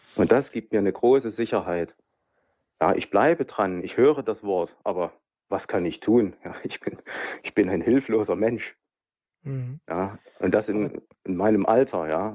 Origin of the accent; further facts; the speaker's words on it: Leipzig, Saxony, Germany; ich komme aus Leipzig. Ja. Also ich komme aus dem, aus dem, ich sag's mal so, direkt raus aus dem heidnischen Osten